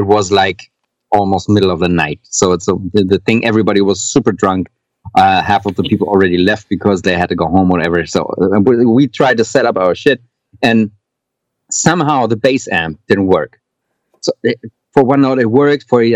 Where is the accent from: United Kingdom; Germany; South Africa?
Germany; Hamburg; I come from Hamburg and we have the Reeperbahn over here